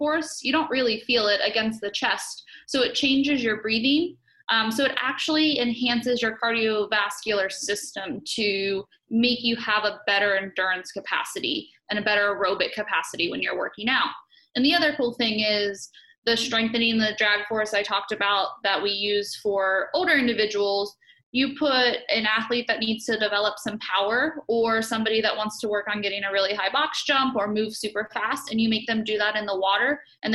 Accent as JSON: {"language": "English", "town": "Morgantown", "region": "West Virginia", "country": "United States", "tie": "born or raised there", "said": "I am from Morgantown, West Virginia, born and raised 20 minutes away from campus."}